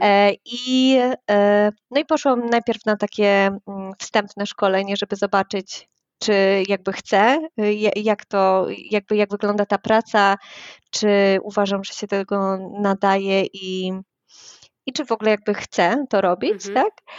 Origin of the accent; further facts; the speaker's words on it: Wrocław, Lower Silesian Voivodeship, Poland; Jestem z Wrocławia